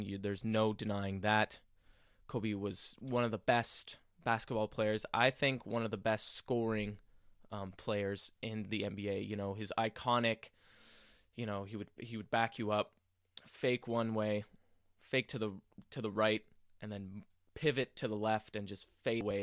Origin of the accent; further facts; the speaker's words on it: Montreal, Quebec, Canada; in my hometown of Montreal